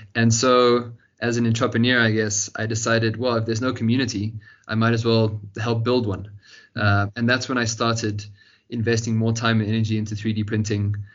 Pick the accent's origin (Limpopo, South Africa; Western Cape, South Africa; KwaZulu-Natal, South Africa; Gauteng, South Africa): Gauteng, South Africa; Johannesburg; also born or lived in Cape Town; born here in South Africa, in Johannesburg, where I've spent my whole life, uh, born and raised.